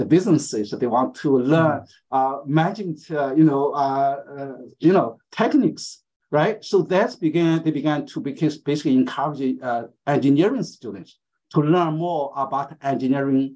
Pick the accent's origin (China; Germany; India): China; now in Hong Kong; I was growing up in the Cultural Revolution in a small city in China.